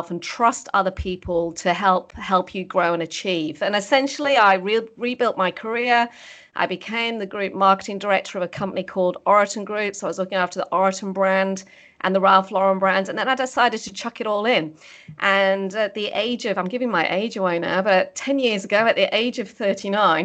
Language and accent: English; the north of England, United Kingdom; moved away as an adult; now in Australia; I was born and bred in the UK. I'm actually from the north of England. Grew up on a farm